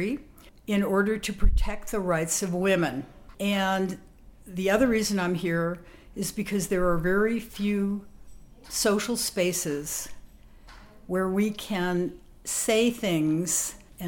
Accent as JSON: {"language": "English", "town": "Portland", "region": "Oregon", "country": "United States", "said": "I'm from Portland, Oregon."}